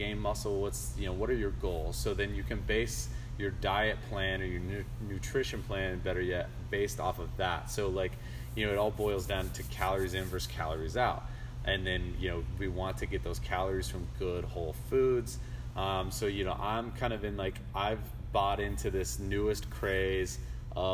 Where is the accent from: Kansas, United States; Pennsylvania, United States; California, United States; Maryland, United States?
Kansas, United States; Wichita; now in Dallas, United States; my hometown of Wichita, Kansas